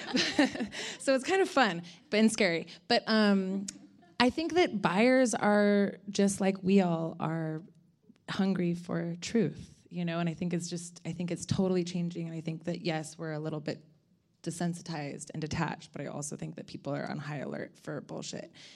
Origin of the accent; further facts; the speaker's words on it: Ojai, California, United States; I'm from California, um, kind of from hippie parents in Ojai.